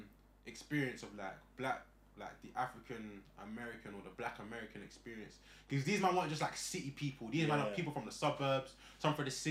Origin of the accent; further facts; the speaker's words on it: Grimsby, Yorkshire and the Humber, United Kingdom; I had a guy from MK. I'm from Grimsby.